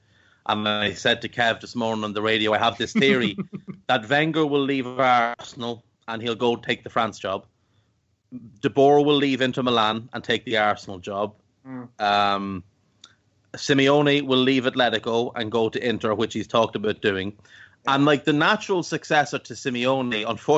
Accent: Ireland; I grew up in Ireland

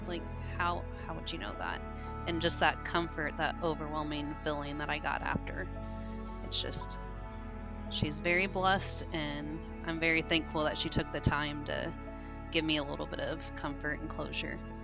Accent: Evansville, Indiana, United States; I'm from Evansville, Indiana

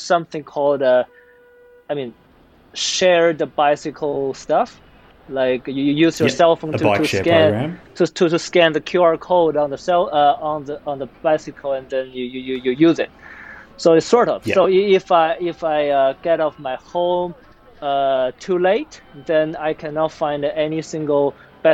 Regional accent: Beijing, China; moved away as an adult; also born or lived in United States; I was born and raised in Beijing

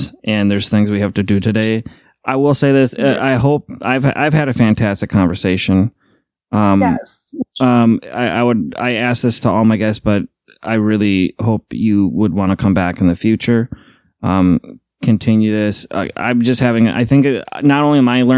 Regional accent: Midwest, United States; Midwesterners, we just don't leave

